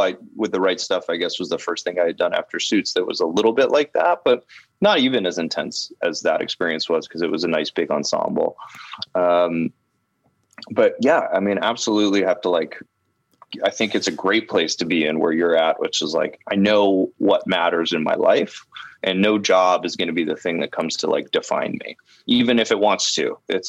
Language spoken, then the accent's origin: English; Canada; now in Los Angeles, United States; I'm Canadian, so I couldn't work in Los Angeles.